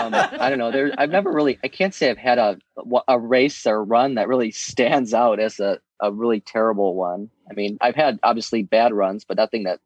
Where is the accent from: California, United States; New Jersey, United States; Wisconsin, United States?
Wisconsin, United States; just outside of Milwaukee; I'm from Wisconsin, just outside of Milwaukee. And, yeah, I'm a student